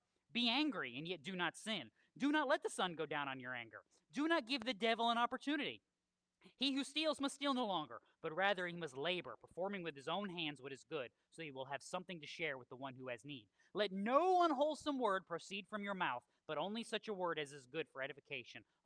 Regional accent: Milford, Connecticut, United States; I grew up in Connecticut. Milford, Connecticut is the house we lived

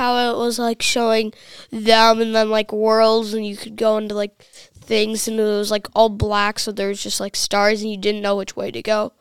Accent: Rogers, Minnesota, United States; I'm from Rogers, Minnesota, the same household of Jeff Heinrich

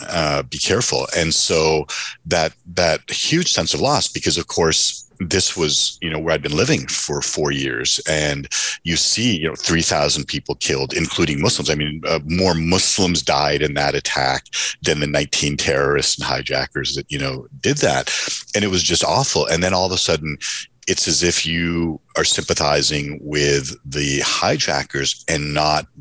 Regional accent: Toronto, Ontario, Canada; moved away; I grew up in Toronto.

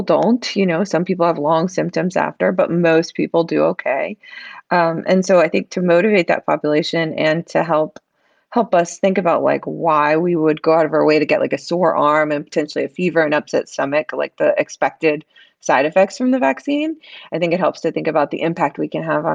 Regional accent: the South, United States; moved away; I grew up in the South

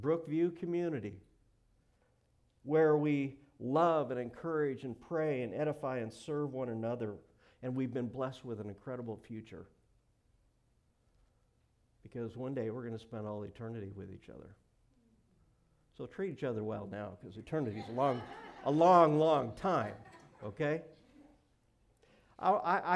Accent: Montana, United States; moved away; I grew up in Montana

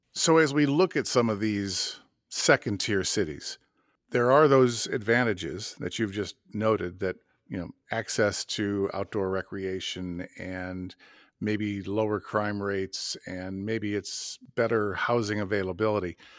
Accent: Madison, Wisconsin, United States; my hometown of Madison

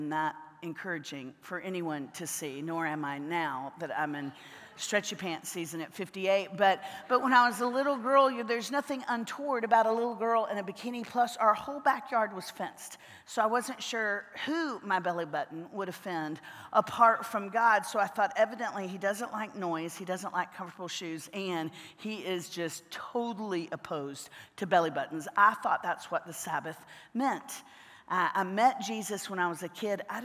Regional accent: Central Florida, United States; now in Nashville, United States; I grew up in Central Florida.

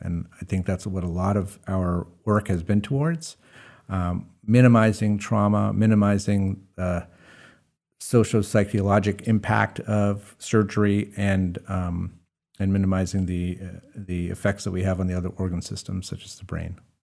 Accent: Hudson Valley, New York, United States; now in Maine, United States; I grew up in the Hudson Valley

